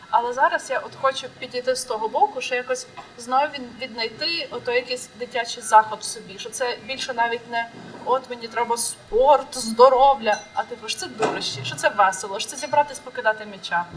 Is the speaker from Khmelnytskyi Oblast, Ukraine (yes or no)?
yes; Khmelnytskyi, Khmelnytskyi Oblast, Ukraine; Я з Хмельницького